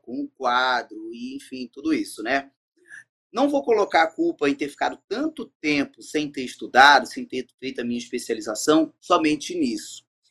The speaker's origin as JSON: {"language": "Portuguese", "region": "Rio de Janeiro", "country": "Brazil", "tie": "born or raised there", "moved": "as an adult", "lives_now": "Belém, Brazil", "said": "no Rio de Janeiro, na minha cidade natal"}